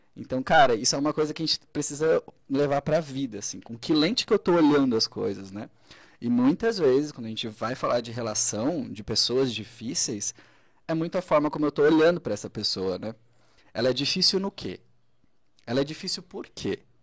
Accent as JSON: {"language": "Portuguese", "town": "Braço do Norte", "region": "Santa Catarina", "country": "Brazil", "said": "sou de Braço do Norte mesmo"}